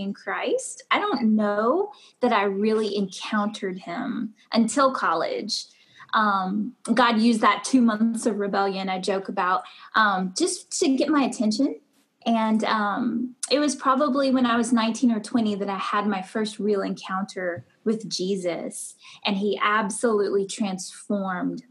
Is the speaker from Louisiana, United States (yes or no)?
yes; South Louisiana, United States; moved away as an adult; also born or lived in Brisbane, Australia; now in Aiken, United States; I'm originally from South Louisiana